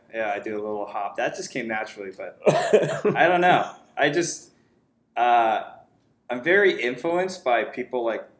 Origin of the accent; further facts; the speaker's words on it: Nashua, New Hampshire, United States; also born or lived in Hudson, New Hampshire; I'm from New Hampshire. I'm from a city called Nashua.